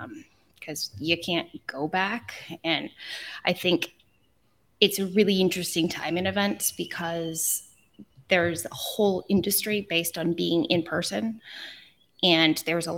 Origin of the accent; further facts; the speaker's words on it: California, United States; You get used to waiting for things, and I'm too Californian still. I still can't wait in line.